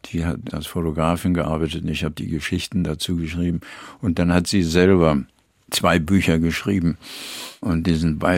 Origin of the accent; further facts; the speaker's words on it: Berlin, Germany; Deutschland ist also Berlin vor allen Dingen, meine Heimat.